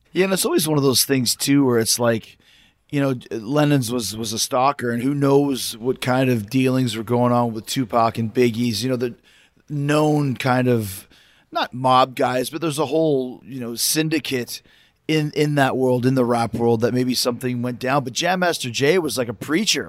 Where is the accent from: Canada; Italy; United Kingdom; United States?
Canada; moved away; I'm from Canada, and I wasn't living there at the time